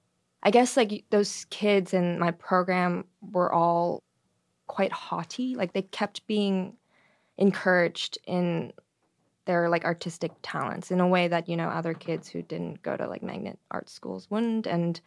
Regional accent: Toronto, Ontario, Canada; In Toronto, Canada.

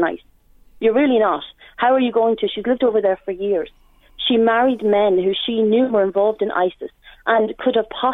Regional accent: Dundalk, Leinster, Ireland

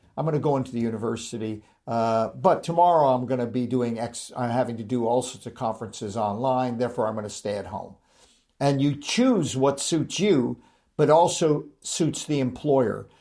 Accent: Los Angeles, California, United States; moved away; also born or lived in Manchester, United Kingdom; I was born and raised in Hollywood

